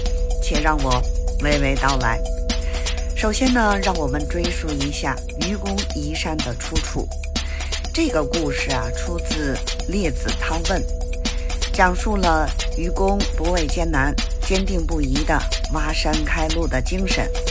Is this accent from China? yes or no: yes; Beijing, China; 我是北京的